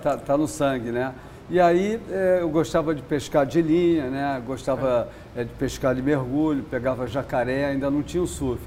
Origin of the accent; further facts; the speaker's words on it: Rio de Janeiro, Brazil; eu nasci no Leblon, na quadra da praia ali